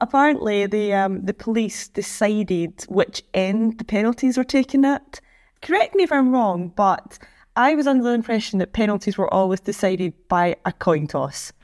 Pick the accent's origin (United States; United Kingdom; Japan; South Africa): United Kingdom; Scotland; I'm Scottish